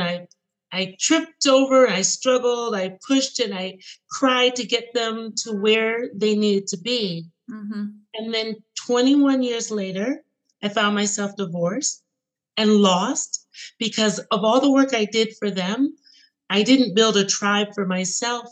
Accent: United States; I am born in in the United States

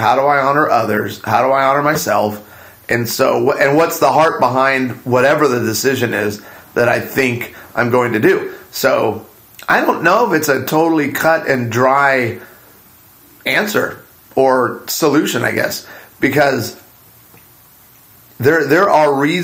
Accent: Arizona, United States; the church that my parents really loved growing up in Arizona

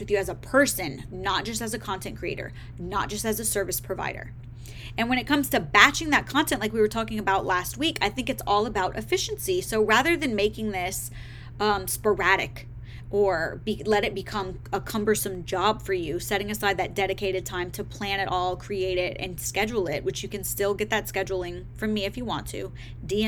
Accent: the South, United States; I'm from the South

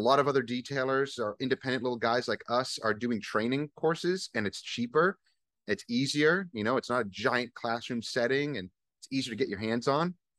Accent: Northeast, United States; moved away as an adult; also born or lived in New York / Vermont; now in Virginia, United States; I'm from the Northeast, uh, originally.

